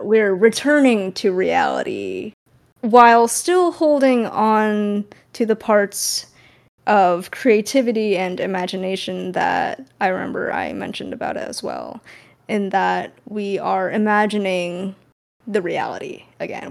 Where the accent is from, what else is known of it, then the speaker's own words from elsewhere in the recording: California, United States; I'm from California